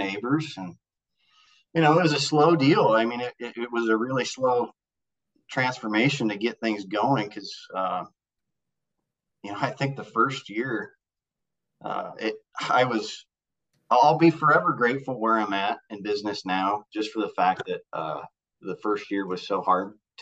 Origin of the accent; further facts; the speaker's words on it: Northeast Nebraska, United States; I'm from Northeast Nebraska